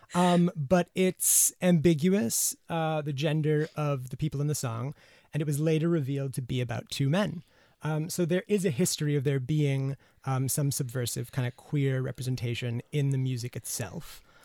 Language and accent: English; United States; as an American